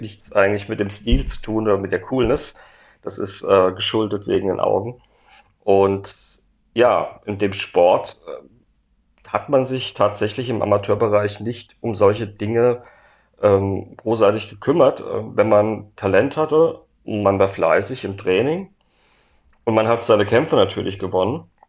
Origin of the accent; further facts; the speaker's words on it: Worms, Rhineland-Palatinate, Germany; meine Heimatstadt Worms